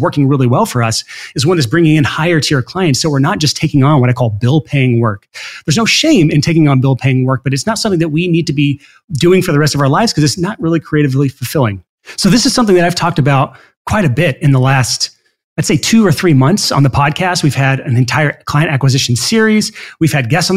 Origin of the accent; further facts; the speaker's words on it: Alabama, United States; I'm from Alabama.